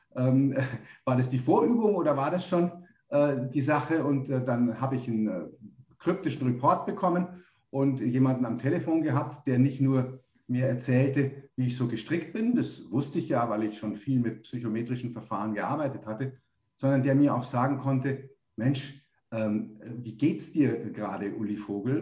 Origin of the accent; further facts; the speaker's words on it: Munich, Bavaria, Germany; moved away as an adult; now in Tenerife, Spain; ich komme ursprünglich aus München